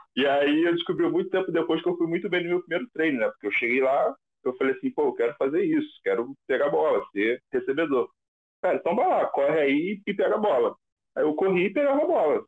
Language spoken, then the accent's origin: Portuguese; Rio de Janeiro, Brazil; also born or lived in Vila Kennedy, Rio de Janeiro; eu nasci na VK, né, na Vila Kennedy. Foi meu primeiro bairro que eu morei, morei lá até os seis anos. Aí depois fui para outra vila, que é a Vila Isabel